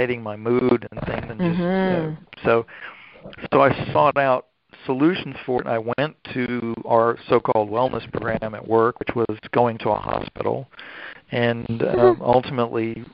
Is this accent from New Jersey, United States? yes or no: no; Durham, North Carolina, United States; moved away as an adult; now in Florida, United States; I grew up with around Duke University in North Carolina